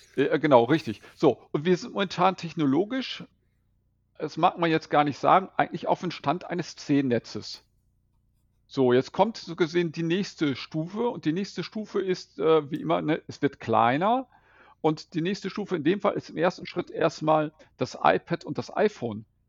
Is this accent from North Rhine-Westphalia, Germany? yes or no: yes; Bad Oeynhausen, North Rhine-Westphalia, Germany; now in Velbert, Germany; Ich stamme aus Bad Oeynhausen.